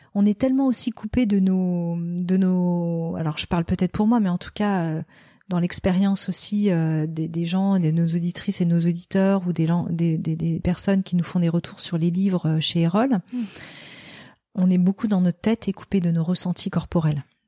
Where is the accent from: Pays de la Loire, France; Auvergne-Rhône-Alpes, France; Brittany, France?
Pays de la Loire, France; Noirmoutier; moved away; also born or lived in Paris / Barcelona; je suis née euh, euh, à Paris et que j'ai été élevée à Noirmoutier